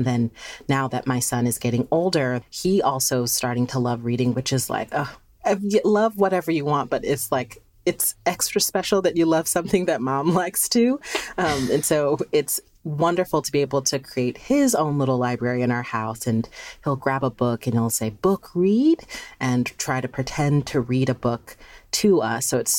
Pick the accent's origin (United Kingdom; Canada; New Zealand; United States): United States; Philadelphia, Pennsylvania; But it's always been such an important part of my life from being a child, growing up in Philly.